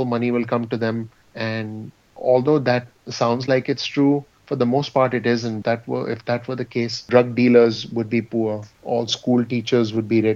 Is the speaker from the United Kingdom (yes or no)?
no; India; moved away as an adult; now in New Jersey, United States; I was actually born and raised in India, and I moved to the U.S. in 2002.